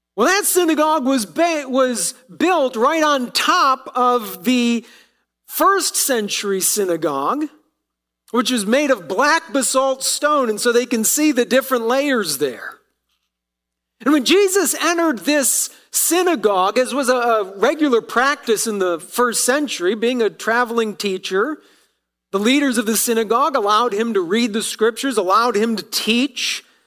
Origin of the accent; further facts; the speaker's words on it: Ohio, United States; moved away; being from Ohio, uh, I still root for my hometown team as I was growing up.